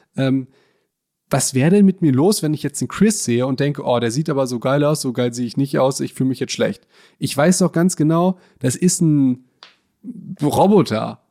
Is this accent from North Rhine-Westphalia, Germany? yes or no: yes; Hagen, North Rhine-Westphalia, Germany; bei uns in Hagen gibt es die geilsten weißen Brötchen